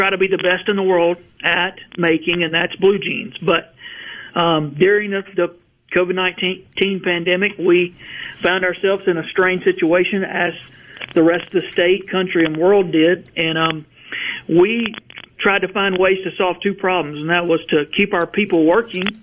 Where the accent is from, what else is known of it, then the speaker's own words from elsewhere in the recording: Verona, Mississippi, United States; I grew up in Verona, just outside of Tupelo, and my factory is about 12 miles from the house I grew up in.